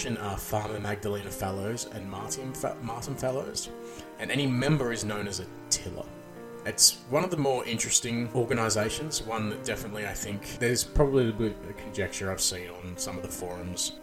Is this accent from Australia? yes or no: yes; Australia; I'm Australian